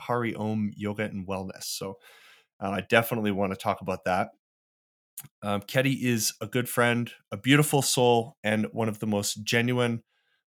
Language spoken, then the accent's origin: English; Calgary, Alberta, Canada; There's only a few of us that are actually like from here